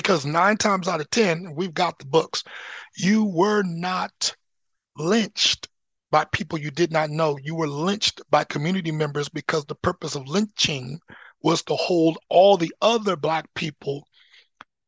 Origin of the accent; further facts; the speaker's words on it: Anchorage, Alaska, United States; now in Oregon, United States; growing up in Alyeska, in Anchorage, which is the least racist location